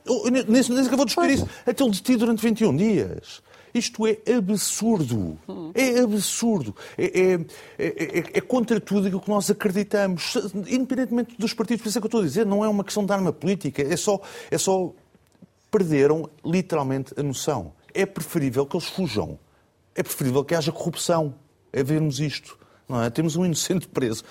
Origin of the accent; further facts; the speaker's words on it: Portugal; Eu, como português, cidadão português.